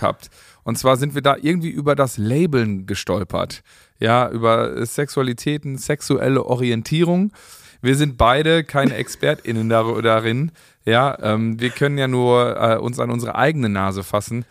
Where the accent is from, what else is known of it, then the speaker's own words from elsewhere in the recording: Germany; wir sind äh, Deutsche, alles klar, wir sind ordentlich, pünktlich, sauber